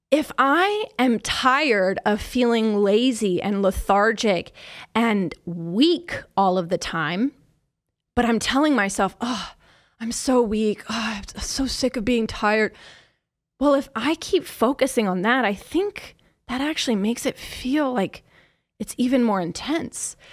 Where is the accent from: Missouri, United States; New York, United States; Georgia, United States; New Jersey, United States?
Missouri, United States; Kansas City; I'm from Kansas City